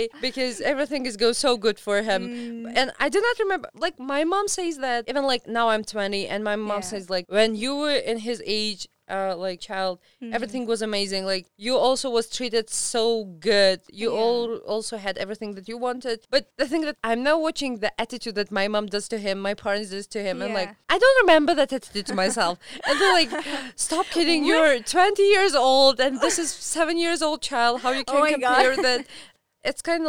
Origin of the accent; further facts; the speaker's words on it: Tajikistan; moved away as an adult; now in Bishkek, Kyrgyzstan; when I was leaving from Tajikistan to Bishkek